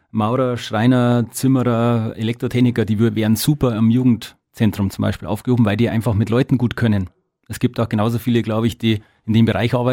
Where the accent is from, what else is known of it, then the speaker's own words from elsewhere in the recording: Petting, Bavaria, Germany; Nein, überhaupt nicht. Ich komme ja aus Petting